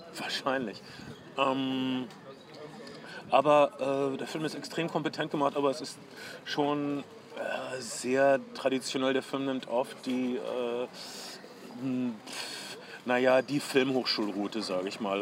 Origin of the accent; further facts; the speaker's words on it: Ostwestfalen-Lippe, North Rhine-Westphalia, Germany; Ich komme aus der Gegend Ostwestfalen-Lippe